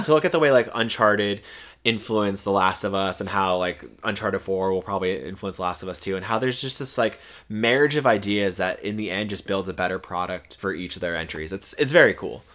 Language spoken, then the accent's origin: English; Florida, United States; born or raised there